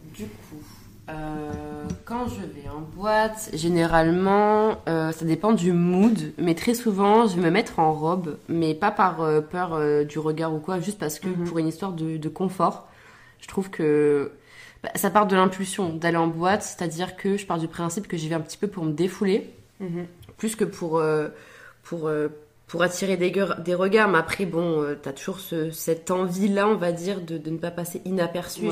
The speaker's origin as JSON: {"language": "French", "town": "Albi", "region": "Occitania", "country": "France", "moved": "as an adult", "lives_now": "Montreal, Canada", "said": "Je viens de Toulouse mais plus précisément d'Albi"}